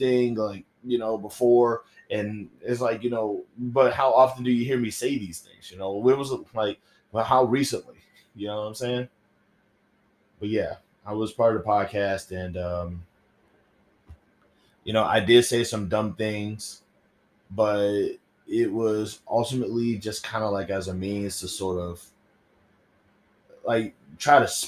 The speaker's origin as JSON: {"language": "English", "region": "the South", "country": "United States", "tie": "born or raised there", "said": "growing up in the South, I had to have a specific religion"}